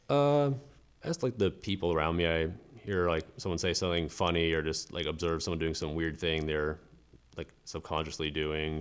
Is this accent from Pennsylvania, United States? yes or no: no; Melbourne Beach, Florida, United States; moved away as an adult; now in Jacksonville, United States; I'm originally from West Palm Beach in South Florida and spent most of my life in Melbourne Beach and came up here for school.